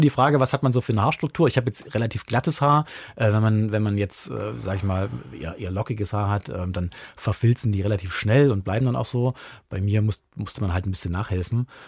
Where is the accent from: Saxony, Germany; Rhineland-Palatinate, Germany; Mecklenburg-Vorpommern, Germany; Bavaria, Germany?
Saxony, Germany; Lichtenstein; moved away; eine, große Verbindung da an meine Heimat und, und, und liebe mein Liechtenstein auch noch ganz sehr